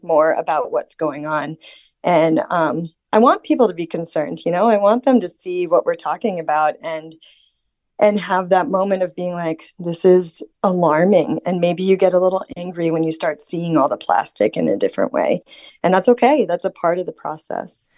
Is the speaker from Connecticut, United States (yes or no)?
no; Florida, United States; now in Norway; the winds that I experienced growing up in Florida